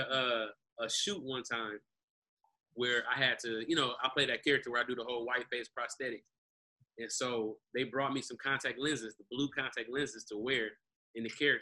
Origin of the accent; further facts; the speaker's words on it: Detroit, Michigan, United States; I went to a predominantly white college, but I'm from Detroit.